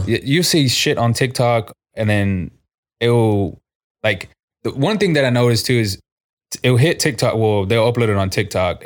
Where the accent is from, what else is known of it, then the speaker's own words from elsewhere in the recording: San Antonio, Texas, United States; Born and raised in San Antonio. I've always lived on this side of town